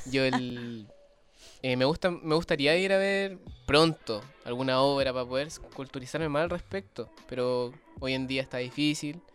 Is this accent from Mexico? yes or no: no; Chile; en Chile, nuestro paisito